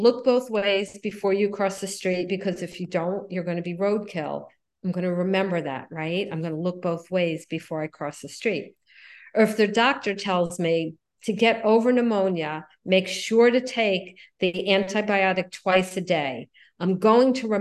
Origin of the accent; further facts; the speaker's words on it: Miami Beach, Florida, United States; I grew up in Miami Beach